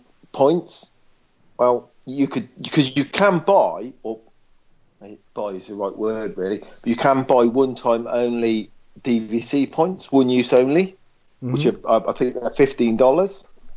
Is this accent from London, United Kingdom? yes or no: no; Oxford, South East England, United Kingdom; now in Isle of Wight, United Kingdom; I'm from Oxford, man. No, I'm not from here.